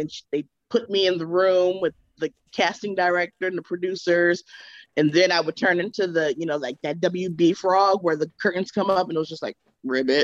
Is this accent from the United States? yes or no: yes; California, United States; I'm from California